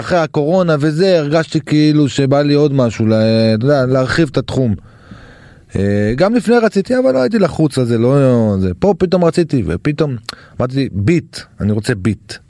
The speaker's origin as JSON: {"language": "Hebrew", "town": "Safed", "region": "Northern District", "country": "Israel", "said": "אני מזרחי מצפת"}